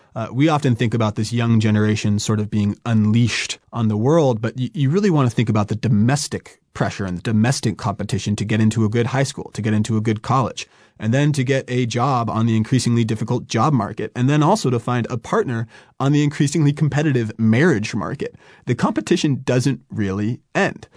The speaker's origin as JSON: {"language": "English", "region": "California", "country": "United States", "tie": "born or raised there", "also_born_or_lived": "New York / China", "moved": "as an adult", "said": "I, I grew up in California, I went to school in New York"}